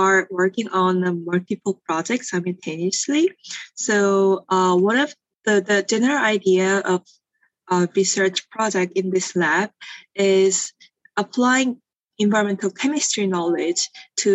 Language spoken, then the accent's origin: English; South Korea; moved away as an adult; now in Los Angeles, United States; I grew up in Korea, and then I went to undergraduate in Korea too